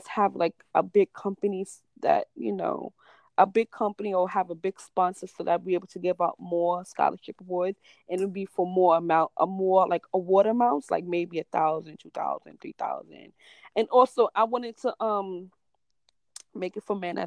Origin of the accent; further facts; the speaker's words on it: New York City, New York, United States; I'm from New York. I'm from the Bronx, so it's a whole different world when you step out from the Bronx